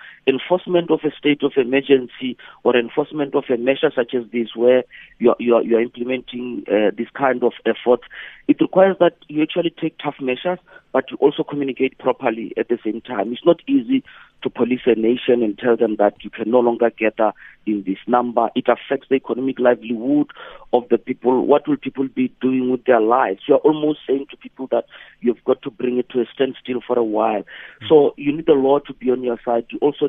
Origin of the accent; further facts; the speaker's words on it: South Africa; So in my life as a South African, I've never seen this.